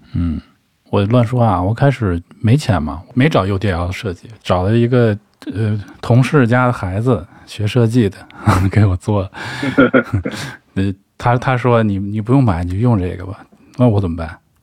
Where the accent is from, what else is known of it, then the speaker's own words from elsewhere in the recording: China; 我中国人看宋体不是更快吗